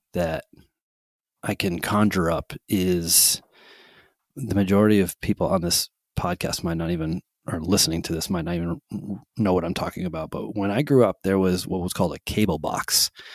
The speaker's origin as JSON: {"language": "English", "town": "Holyoke", "region": "Massachusetts", "country": "United States", "tie": "born or raised there", "also_born_or_lived": "South Hadley, Massachusetts", "said": "I grew up in Holyoke, Massachusetts"}